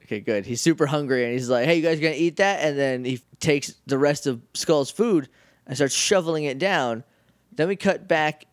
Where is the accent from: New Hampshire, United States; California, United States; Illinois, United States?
New Hampshire, United States; I'm from New Hampshire